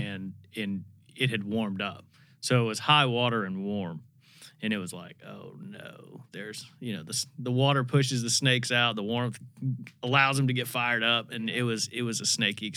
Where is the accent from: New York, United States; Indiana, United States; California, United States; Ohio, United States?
Indiana, United States; moved away; I grew up in Indiana